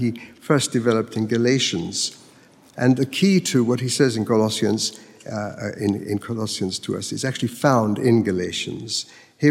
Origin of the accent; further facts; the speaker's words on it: Mexico; moved away; I grew up in Mexico, where every day you can see the pilgrims making their way to the shrine of the Virgin of Guadalupe.